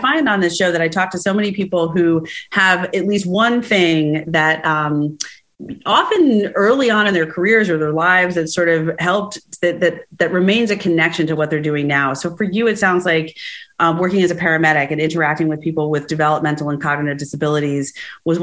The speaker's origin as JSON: {"language": "English", "area": "Rockland and Orange County", "region": "New York", "country": "United States", "tie": "born or raised there", "said": "I grew up in Rockland and Orange County in different places"}